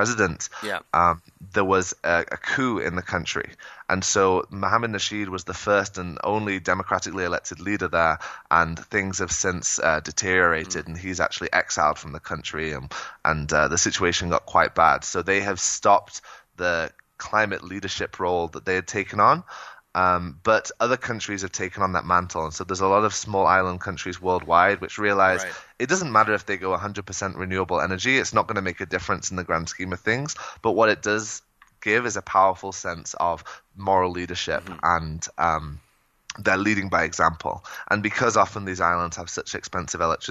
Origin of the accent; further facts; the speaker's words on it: Shropshire, West Midlands, United Kingdom; moved away as an adult; also born or lived in North Carolina / Bay Area; now in Colombia; So I grew up in Shropshire, which is a rural county on the Welsh border about an hour south of Manchester. I grew up on a farm there and actually moved to the U.S. for college